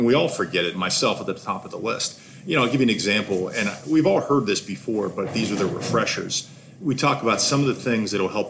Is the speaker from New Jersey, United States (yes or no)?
no; Pittsburgh, Pennsylvania, United States; I'm from Pittsburgh, Pennsylvania.